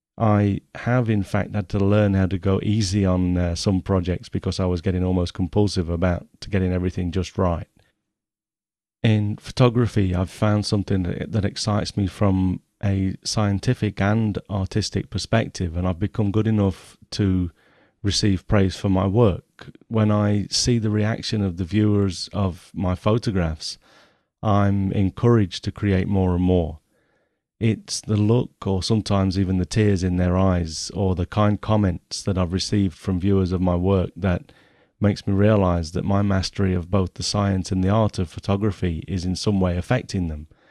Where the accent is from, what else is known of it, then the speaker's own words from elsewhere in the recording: Nottingham, East Midlands, United Kingdom; I was born in Nottingham in nineteen sixty-seven